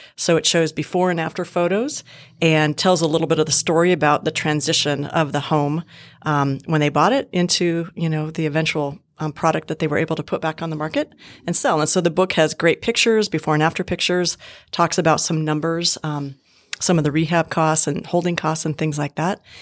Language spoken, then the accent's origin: English; Montana, United States; moved away as an adult; also born or lived in Southern California / Bozeman, Montana; I was born and raised in Montana